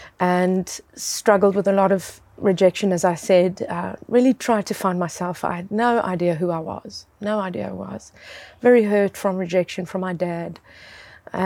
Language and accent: English; South Africa; I grew up in South Africa